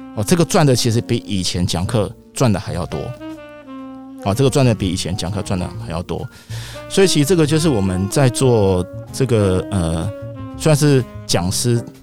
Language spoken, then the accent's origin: Chinese; Taiwan; 我们台湾人